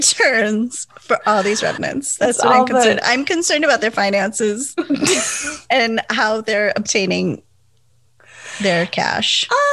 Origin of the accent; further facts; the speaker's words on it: Milwaukee, Wisconsin, United States; we're from Harley Davidson capital of the world.